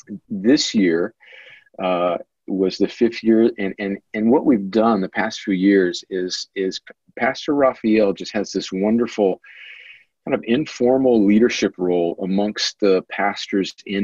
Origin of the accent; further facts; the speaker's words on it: El Centro, California, United States; moved away as an adult; now in Columbus, United States; I grew up right on the Mexican border in California, a little border town called El Centro, which is about an hour and a half inland of San Diego, right on the border, and was born and raised there.